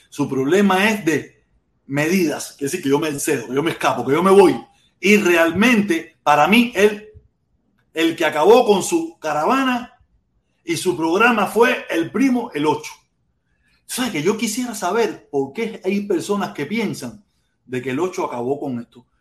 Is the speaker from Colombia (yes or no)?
no; Cuba; moved away; que nos fuimos de Cuba